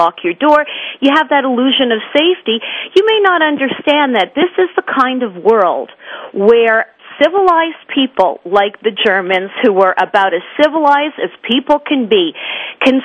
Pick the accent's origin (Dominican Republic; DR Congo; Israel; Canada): Canada; Montreal, Quebec; when I was growing up in Montreal